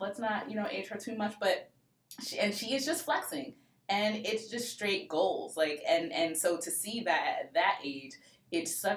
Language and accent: English; New York City, New York, United States; Brooklyn's finest